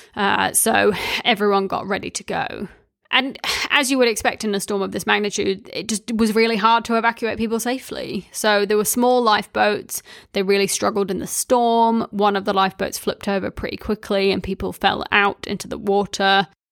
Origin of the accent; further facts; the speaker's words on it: Wellington, New Zealand; I grew up in Wellington